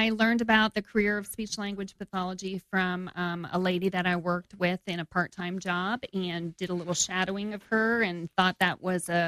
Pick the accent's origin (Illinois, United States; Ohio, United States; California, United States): Ohio, United States; also born or lived in New York; Spent most of my time growing up in Ohio, around the Cleveland area.